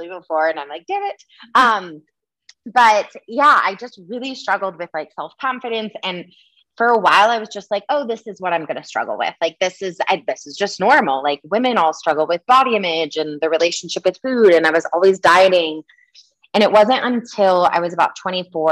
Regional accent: Michigan, United States; I grew up in Michigan

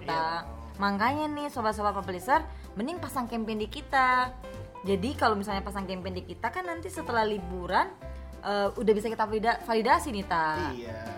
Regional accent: Sumatra, Indonesia; gue warga negara Sumatera aslinya

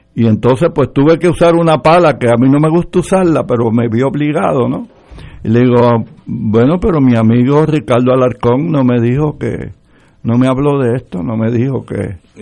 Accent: Puerto Rico; yo soy puertorriqueño

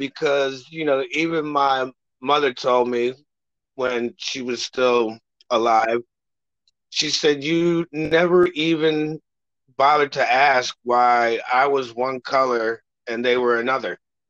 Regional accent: Reston, Virginia, United States; also born or lived in Ohio; I am originally from Reston, Virginia, up in Northern Virginia, but I moved here in 1978. So pretty much been here my whole life. I did move to Ohio for a while to play some music stuff.

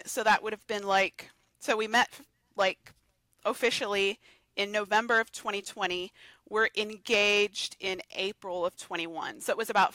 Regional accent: Georgia, United States; I'm from Georgia

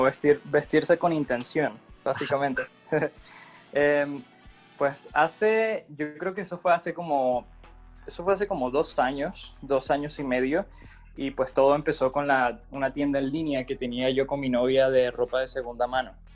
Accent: Venezuela; moved away as an adult; yo soy venezolano, llegué acá hace tres años aproximadamente

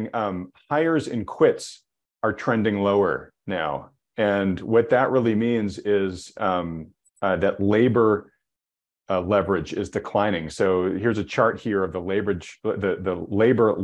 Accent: New England, United States; I grew up in New England, we call it Worcester sauce

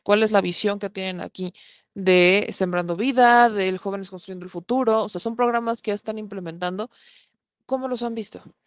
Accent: Mexico

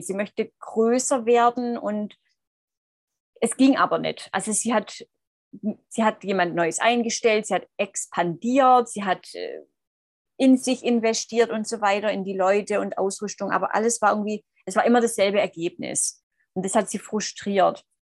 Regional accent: Swabia, Germany; moved away; ich komme aus dem Schwabenland.

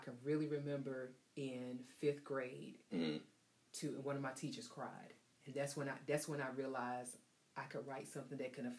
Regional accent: Bunn, North Carolina, United States; also born or lived in Louisburg, North Carolina; because I'm from Bun.

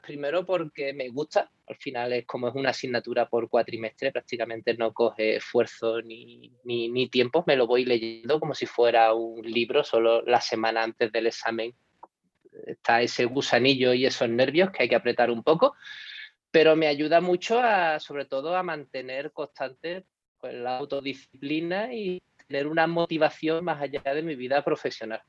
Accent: Cádiz, Andalusia, Spain; moved away; yo creo que soy un gaditano por el mundo.

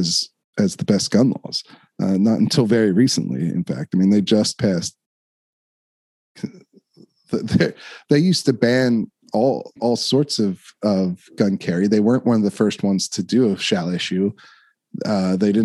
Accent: Downingtown, Pennsylvania, United States; I grew up in Chester County, Downingtown, Westchester area

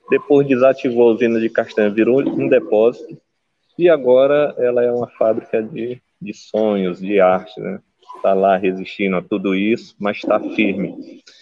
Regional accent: Rio Branco, Acre, Brazil; now in Cruzeiro do Sul, Brazil; sou acriano de Rio Branco, mas hoje moro em Cruzeiro do Sul, que é uma cidade que fica a 635 quilômetros da capital.

